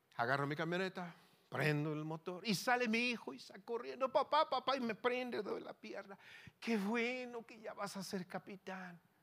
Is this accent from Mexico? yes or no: yes; Tierra Caliente, Sonora, Mexico; Yo soy de Tierra Caliente, de Sonora.